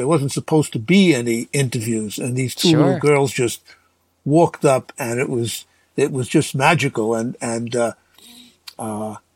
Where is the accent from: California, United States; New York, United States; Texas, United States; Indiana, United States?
New York, United States; Brooklyn; also born or lived in Manhattan, New York; as a kid growing up in Brooklyn